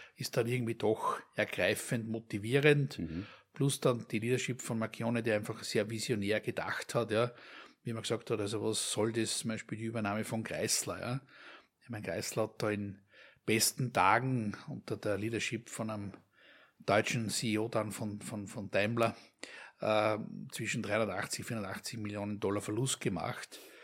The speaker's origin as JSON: {"language": "German", "country": "Austria", "said": "uns als, als Österreicher, hier als gelernte Österreicher"}